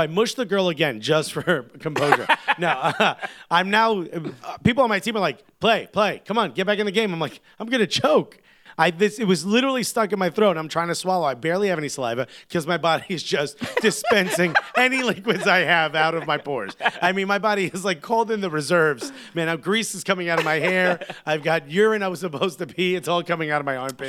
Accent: United States; as American soccer fans

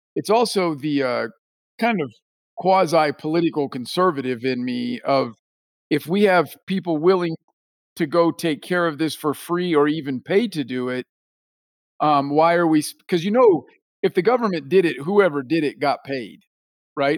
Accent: Hutchinson, Kansas, United States; my hometown of Hutchinson, Kansas

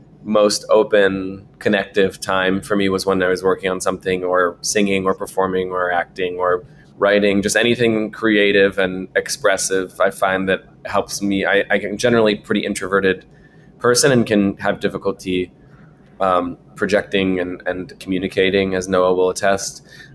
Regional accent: West Coast, United States; I grew up on the West Coast

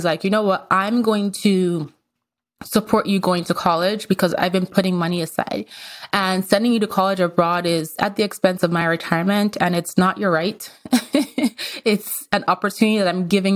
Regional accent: Nigeria; moved away as an adult; also born or lived in Austria / Vienna, Austria; now in United States; I was actually born in Austria. I was born in Europe. I went to part of grade school there. And then I went to part of grade school in Nigeria. And then I went to high school in Nigeria

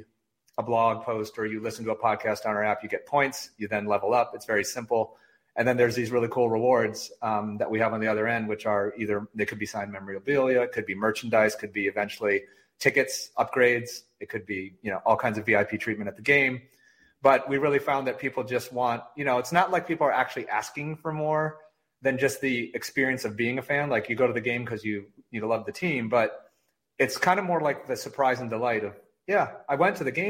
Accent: Michigan, United States; I grew up in Michigan. I'm a diehard, Michigan, born and raised, born at Beaumont Hospital

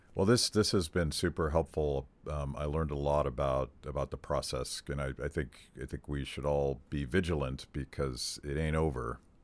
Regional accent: Western Pennsylvania, United States; Terry and I are, are born and raised in Western Pennsylvania

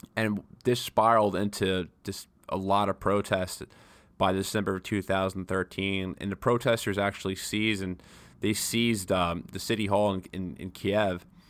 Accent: New York, United States; I'm a New Yorker

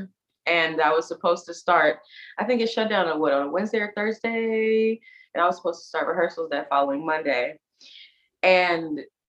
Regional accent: Indianapolis, Indiana, United States; moved away as an adult; also born or lived in Chicago, Illinois; now in New York, United States; I'm from Indianapolis, Indiana

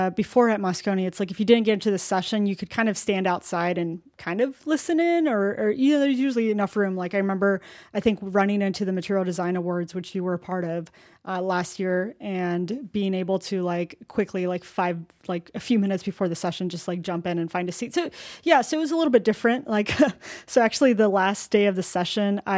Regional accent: Arizona, United States; I come from Arizona, and it gets pretty freaking hot, too

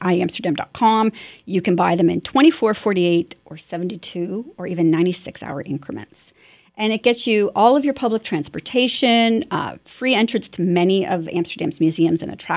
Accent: Ottawa, Ontario, Canada; my hometown Ottawa

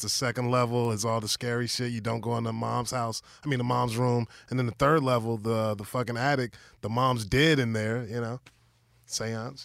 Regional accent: Virginia, United States; I grew up in Virginia

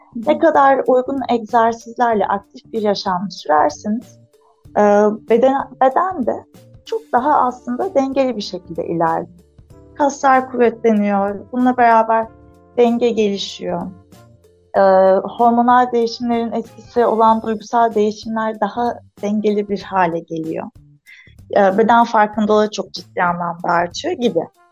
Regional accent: Antalya, Turkey; Antalyalıyım. Şu anda Antalya Gazipaşa'da e, memleketinde eşimle beraber bir fizik tedavi yoga merkezi işletiyoruz

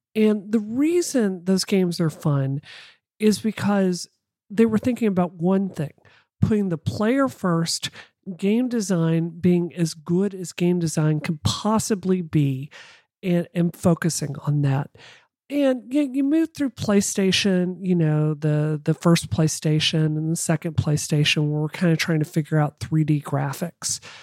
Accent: Mississippi, United States; I come from Mississippi

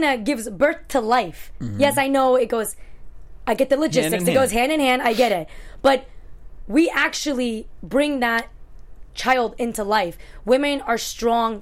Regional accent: New York, United States; So I was born in New York, but my parents are from Afghanistan.

